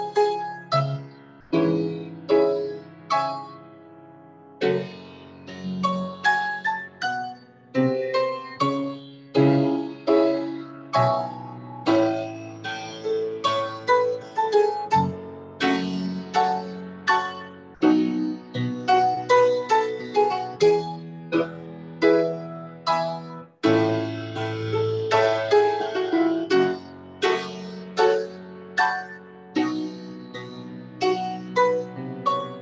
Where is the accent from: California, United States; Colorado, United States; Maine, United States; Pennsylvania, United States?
Maine, United States; Maine, my home state